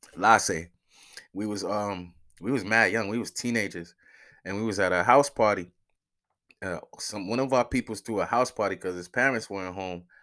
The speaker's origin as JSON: {"language": "English", "town": "New York City", "region": "New York", "country": "United States", "moved": "yes", "said": "I'm from Soundview"}